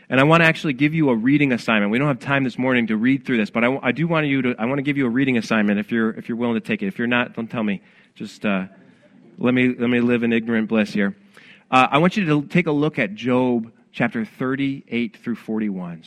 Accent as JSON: {"language": "English", "town": "Rochester", "region": "New York", "country": "United States", "said": "I'm from Rochester, New York"}